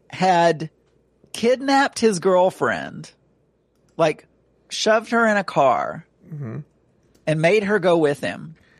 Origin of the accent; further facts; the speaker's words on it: the South, United States; accent: Southern; also born or lived in England; I lost a little bit of my Southern accent